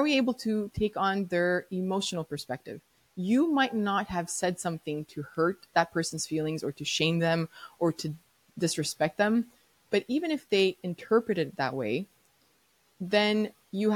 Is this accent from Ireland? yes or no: no; Montreal, Quebec, Canada; I'm from Montreal, Quebec, so I had to learn French no matter what